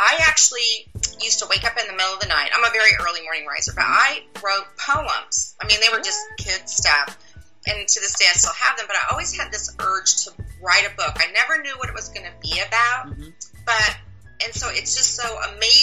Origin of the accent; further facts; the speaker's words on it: Midwest, United States; moved away as an adult; also born or lived in Kansas City; now in Dallas area, United States; I'm originally from the Midwest